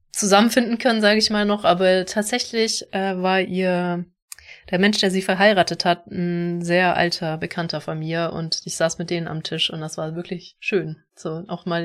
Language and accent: German; Germany; das ist also, also wirklich ein Konzept, was für mich einfach schwierig ist, so als Deutsche, ne, das zu, zu verstehen